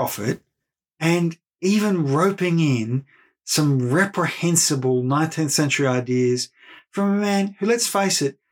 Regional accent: Australia; being Australian

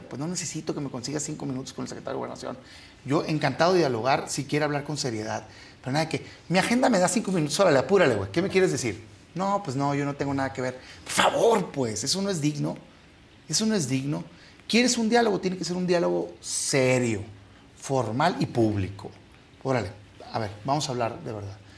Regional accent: Mexico; todos somos mexicanos

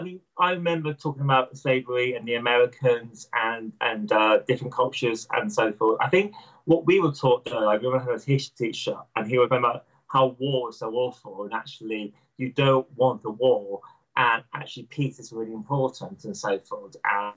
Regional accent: United Kingdom; I am proud of being British and proud of my country and so forth.

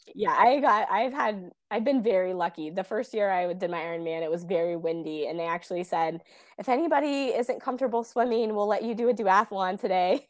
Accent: Kansas, United States; also born or lived in Bay Area, California; now in Des Moines, United States; my hometown in Kansas.

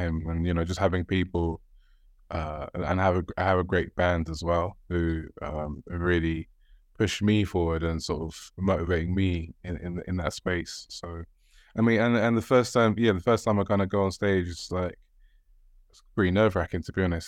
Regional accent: Sierra Leone; I'm from Sierra Leone

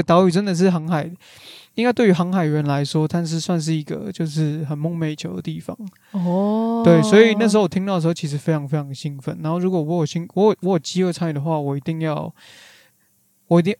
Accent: Taiwan; 我们台湾人、亚洲人

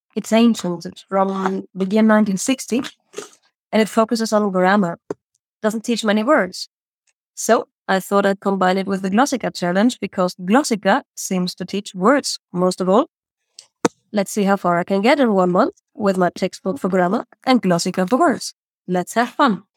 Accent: Germany; i'm from germany

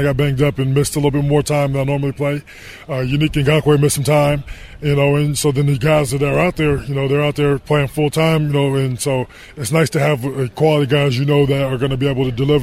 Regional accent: Denver, Colorado, United States; moved away as an adult; also born or lived in Miami, Florida / Arizona; I grew up in Denver, Colorado, which is a little cold

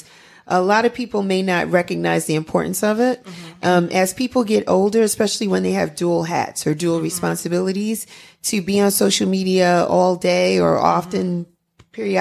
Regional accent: New York City, New York, United States; Bronx girl here

